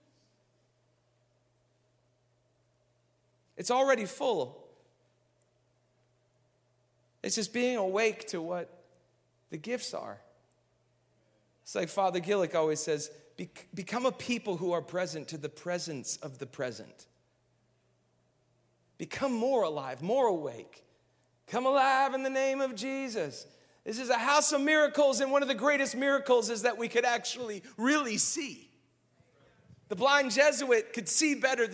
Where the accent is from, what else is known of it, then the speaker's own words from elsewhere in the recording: Minnesota, United States; I grew up in Minnesota